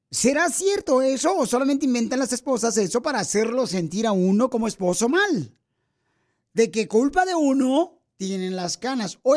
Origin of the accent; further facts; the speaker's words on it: Paracho, Michoacán, Mexico; now in Sacramento, United States; porque aquí venimos de Paracho, Michoacán, a Sacramento, Estados Unidos. A triunfar, Piolín. ¡Yes! ¡Arriba, Michoacán, vale!